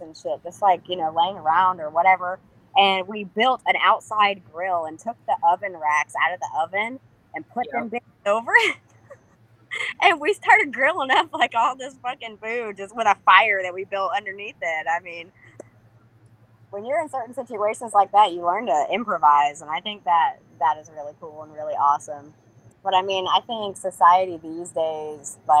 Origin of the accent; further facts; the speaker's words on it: Florida, United States; growing up here in Florida, like, obviously, I grew up here and we had all kinds of hurricanes that come through.